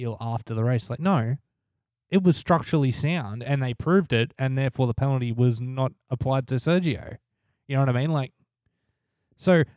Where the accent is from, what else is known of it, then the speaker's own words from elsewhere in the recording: Australia; we're Australian.